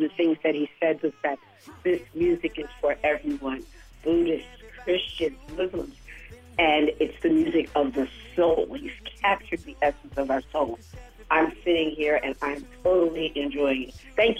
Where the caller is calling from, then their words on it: Philadelphia, Pennsylvania, United States; I'm calling from Philadelphia